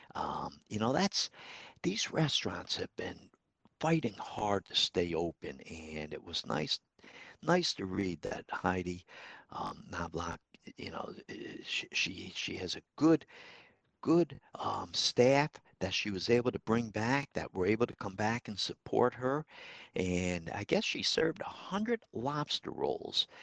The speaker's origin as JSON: {"language": "English", "town": "Troy", "region": "New York", "country": "United States", "tie": "born or raised there", "said": "historic downtown Troy. It's my hometown"}